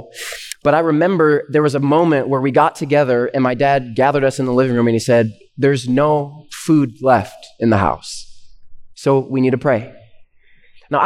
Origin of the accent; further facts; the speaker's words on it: Canada; now in United States; they immigrated to Canada before I was born, and then that's where I was born. I'm Canadian, and I'm a permanent resident though of the U.S.